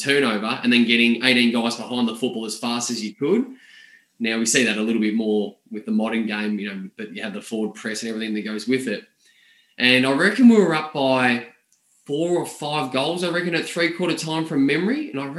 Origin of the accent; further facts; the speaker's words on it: Bendigo, Victoria, Australia; And I grew up in Bendigo